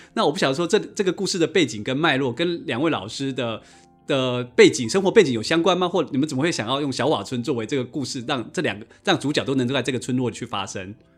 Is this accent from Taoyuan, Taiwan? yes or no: no; Yilan County, Taiwan; 我在小时候在宜兰的河里面是可以抓到拉的